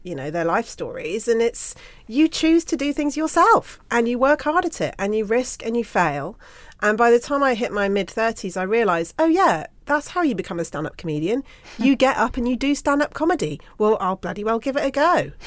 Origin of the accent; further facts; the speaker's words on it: Bruton, South West England, United Kingdom; Growing up in Bruton in Somerset